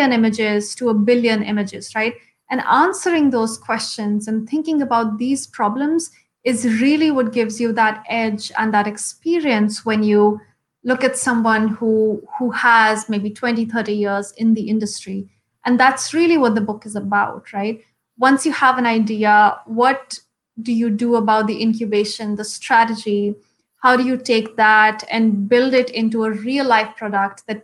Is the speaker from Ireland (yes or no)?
no; Shimla, Himachal Pradesh, India; first language Hindi; English is a second language; the lifestyle in Shimla, I think, is very closely associated with nature, at least when I was growing up